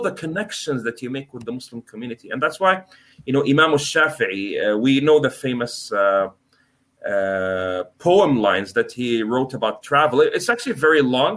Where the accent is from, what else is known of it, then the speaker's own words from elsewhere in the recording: Canada; moved away as an adult; also born or lived in United States / Norway; I'm born in the US, I'm from Canada, my parents Egyptian and Turkish